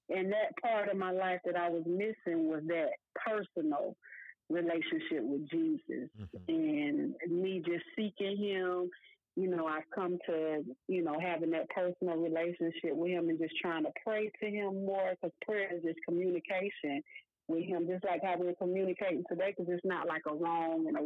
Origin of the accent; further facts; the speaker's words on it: Decatur, Georgia, United States; also born or lived in Elmira, New York; I was born in Elmira, New York, and I moved to Decatur, Georgia, mm-hmm. at a very young age. Um, I think I was like two years old when we moved here